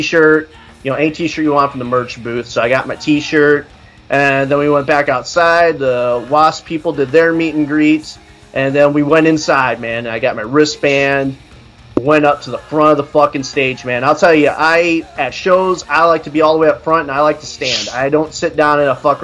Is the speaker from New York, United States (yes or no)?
no; Goshen, Indiana, United States; Goshen, Indiana.